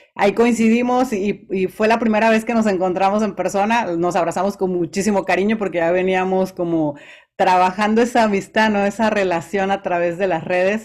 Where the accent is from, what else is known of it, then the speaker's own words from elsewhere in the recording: Veracruz, Mexico; yo soy originaria del puerto de Veracruz, así que soy jarocha